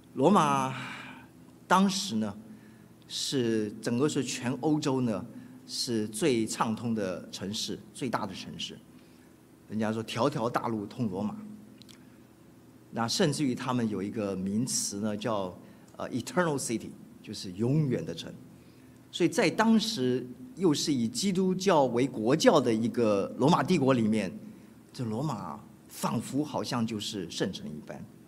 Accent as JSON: {"language": "Chinese", "town": "Keelung", "country": "Taiwan", "tie": "born or raised there", "moved": "yes", "lives_now": "United States", "said": "我是出生在， 呃， 台湾的北部的一个渔港，叫基隆， 我也成长在那里"}